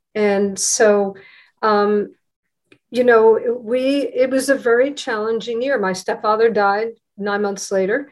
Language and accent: English; United States; I grew up right outside of New York